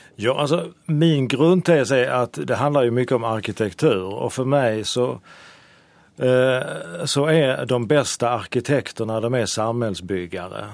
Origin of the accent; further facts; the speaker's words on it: Sweden; i mitt hemland Sverige